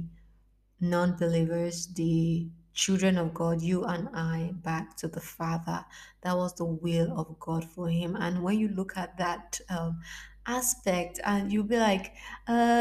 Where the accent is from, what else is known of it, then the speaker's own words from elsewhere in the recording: Lagos, Nigeria; now in Italy; I am African from Nigeria, and yeah, it is not a normal thing for it to snow in the part where I live, Lagos, Nigeria, to be specific